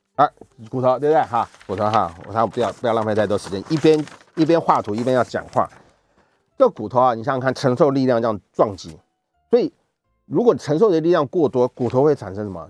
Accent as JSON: {"language": "Chinese", "country": "Taiwan", "said": "我们台湾是可以"}